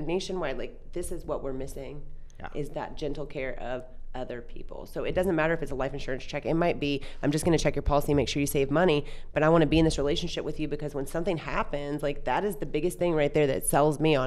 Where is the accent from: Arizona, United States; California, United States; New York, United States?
California, United States; Southern; I grew up in Southern California